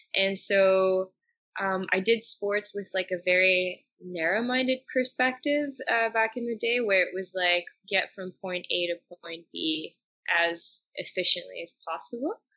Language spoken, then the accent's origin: English; Gatineau, Quebec, Canada; moved away as an adult; now in Montreal, Canada; I'm from Gatineau